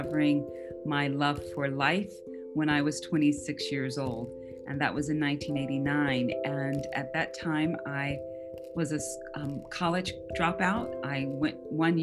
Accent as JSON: {"language": "English", "town": "Atlanta", "region": "Georgia", "country": "United States", "also_born_or_lived": "Saudi Arabia / Bahrain", "moved": "yes", "lives_now": "Springfield, United States", "said": "I'm originally from Atlanta, Georgia. I currently live in Springfield, Ohio."}